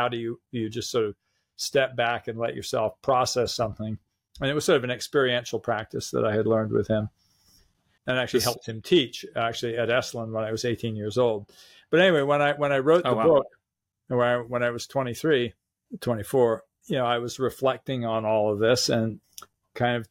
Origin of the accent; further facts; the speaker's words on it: San Francisco, California, United States; I grew up in San Francisco in the 60s